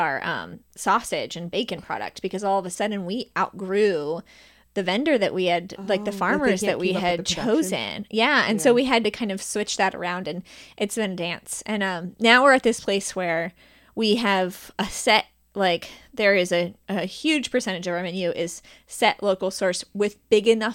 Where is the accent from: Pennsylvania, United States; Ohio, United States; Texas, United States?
Ohio, United States; Cincinnati; I'm born and raised in Northside. Still live there and love it